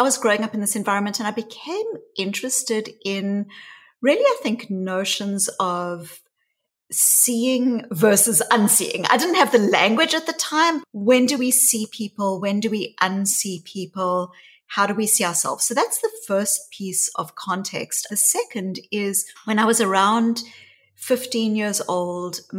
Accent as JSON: {"language": "English", "country": "South Africa", "tie": "born or raised there", "said": "growing up in South Africa. And I was a white child growing up in the white suburbs of apartheid South Africa"}